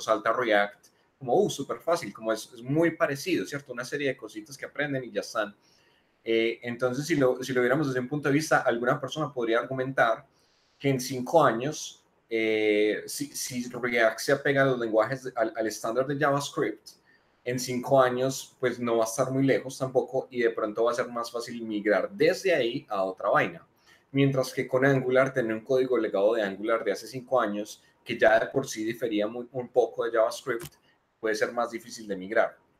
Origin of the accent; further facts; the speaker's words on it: Manizales, Caldas, Colombia; moved away as an adult; now in Medellín, Colombia; Yo soy de Manizales, eh, vivo en Medellín hace tres años